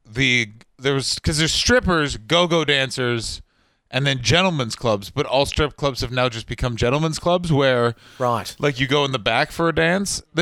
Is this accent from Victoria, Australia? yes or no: no; Bundaberg, Queensland, Australia; now in New South Wales, Australia; I was born in Bundaberg.